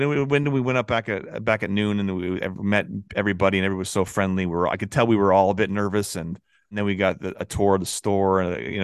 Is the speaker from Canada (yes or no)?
yes; Montreal, Quebec, Canada; I'm from Montreal, 514 represent